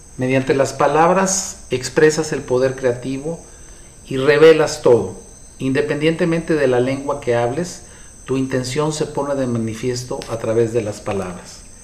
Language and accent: Spanish; Mexico; Los mexicanos nos comportamos de una manera